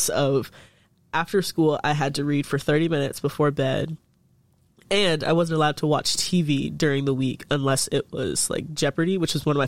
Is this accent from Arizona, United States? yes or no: no; Chicago, Illinois, United States; moved away; also born or lived in Coralville, Iowa; I was born in Chicago, Illinois, and to a single mother. That's my home girl. And I mean, we lived in Beverly, Illinois, which is essentially a suburb of Chicago